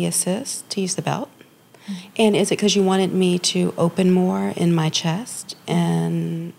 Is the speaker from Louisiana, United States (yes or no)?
yes; New Orleans, Louisiana, United States; I'm from New Orleans.